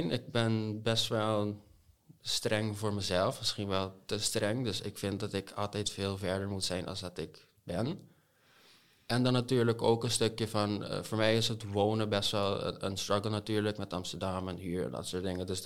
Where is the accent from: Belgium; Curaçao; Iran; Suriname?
Curaçao; accent: buitenlands accent; also born or lived in United States; now in Netherlands; Hoe ik kom uit Curaçao. Oké. Ja, ook een paar in de States geweest, dus ik gebruik nog altijd veel te veel Engelse woorden tussen Nederlands.